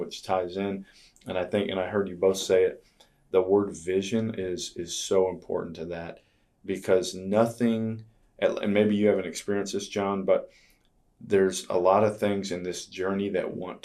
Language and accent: English; Florida, United States; moved away as an adult; now in Yuba City, United States; I grew up in Florida